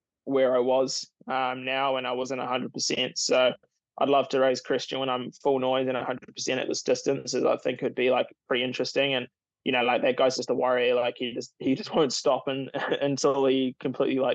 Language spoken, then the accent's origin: English; Taupo, Waikato, New Zealand; I was born in Taupo